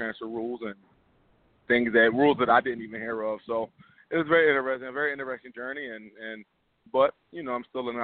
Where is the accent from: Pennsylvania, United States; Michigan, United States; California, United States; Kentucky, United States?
Pennsylvania, United States; Philadelphia; I grew up loving the team. It's my hometown team